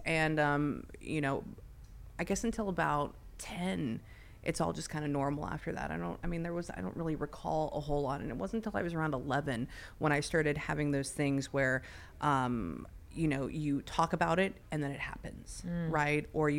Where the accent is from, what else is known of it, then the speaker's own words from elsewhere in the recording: Pasadena, California, United States; And I grew up in Pasadena, so what was there a lot of? There was a lot of shootings, right?